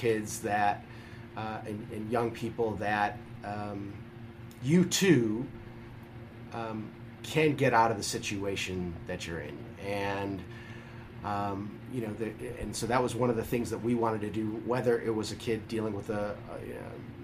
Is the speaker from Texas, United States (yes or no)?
no; Deerfield, Illinois, United States; also born or lived in Chicago; I grew up in Deerfield